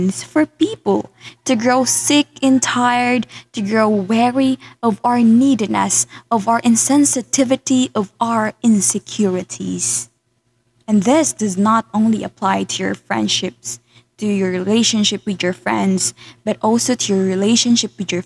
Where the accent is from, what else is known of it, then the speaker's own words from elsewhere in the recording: Philippines; English is a second language; my being a Filipina